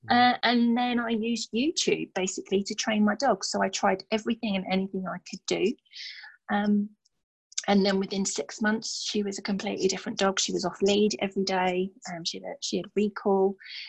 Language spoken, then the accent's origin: English; Stevenage, East of England, United Kingdom; I'd only met a handful of them in my hometown of Stevenage.